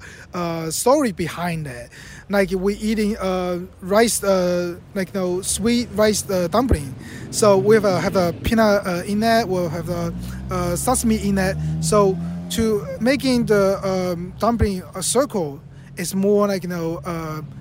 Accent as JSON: {"language": "English", "region": "Fujian", "country": "China", "tie": "born or raised there", "moved": "yes", "said": "Fujian is a province from where my hometown"}